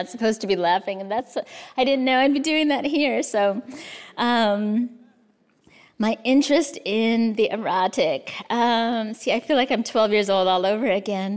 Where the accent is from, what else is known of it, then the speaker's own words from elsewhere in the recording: United States; also born or lived in Kansas / Arizona; I was born in the States, grew up in the States